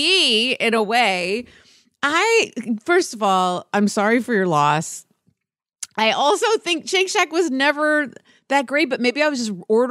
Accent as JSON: {"language": "English", "area": "Westchester", "region": "New York", "country": "United States", "tie": "born or raised there", "lives_now": "New York City, United States", "said": "I grew up in Westchester."}